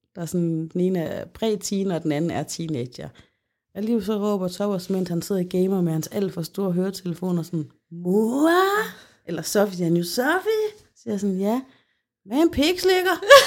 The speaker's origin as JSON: {"language": "Danish", "region": "Central Denmark Region", "country": "Denmark", "said": "ude i Holme, hvor jeg kommer fra"}